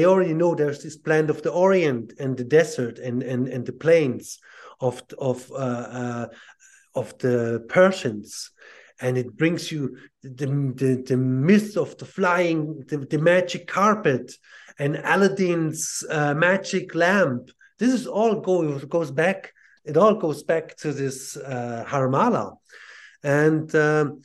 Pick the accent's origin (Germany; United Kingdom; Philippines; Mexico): Germany; Southern Germany; also born or lived in Ireland; now in Switzerland; I was born and raised Catholic in southern Germany